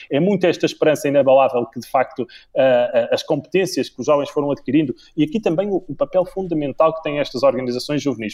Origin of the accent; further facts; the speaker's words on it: Viana do Castelo, Portugal; eu sou de Viana do Castelo